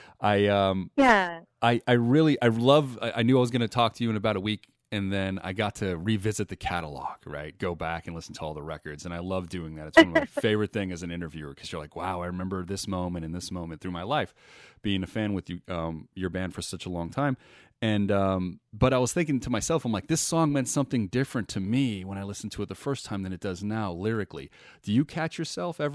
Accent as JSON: {"language": "English", "town": "Las Vegas", "region": "Nevada", "country": "United States", "tie": "born or raised there", "said": "I'm born and raised in Las Vegas. I'm a Las Vegas native"}